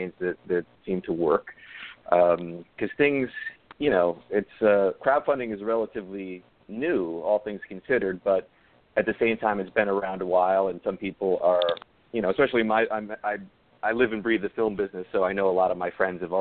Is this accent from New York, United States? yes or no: yes; Yonkers, New York, United States; Yonkers, New York, where I'm from. It's my hometown.